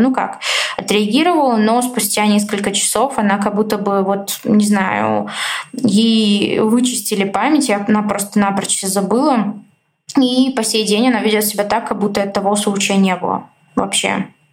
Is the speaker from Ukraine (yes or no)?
no; Bulgaria; moved away as an adult; now in Moscow, Russia; я родилась, жила в Болгарии, 19 лет а, я там прожила